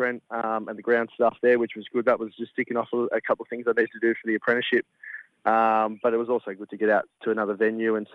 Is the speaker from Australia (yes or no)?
yes; Western Victoria, Australia; moved away as an adult; now in South Australia, Australia; I grew up in Western Victoria